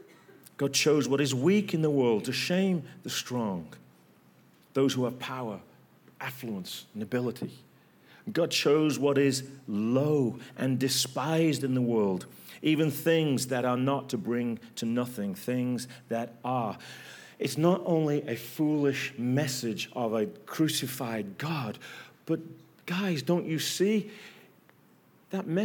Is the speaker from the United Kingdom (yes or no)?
yes; England, United Kingdom; From England